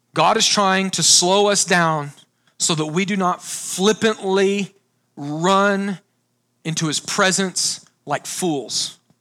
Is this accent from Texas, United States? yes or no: yes; Texas, United States; I grew up on Lake Texoma, huge lake, about an hour north of Dallas